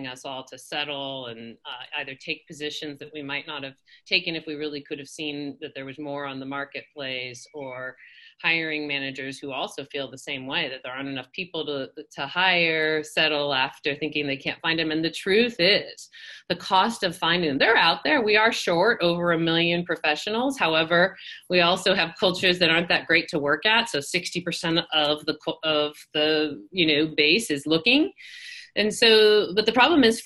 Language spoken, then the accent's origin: English; Irvine, California, United States; moved away as an adult; now in Boston, United States; Southern California, Orange County. Graduated high school in Irvine